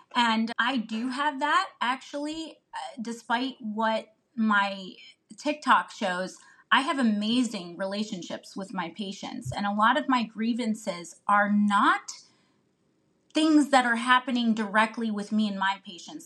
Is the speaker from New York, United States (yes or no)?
no; Northeast Ohio, United States; I'm from Ohio and was raised in Northeast Ohio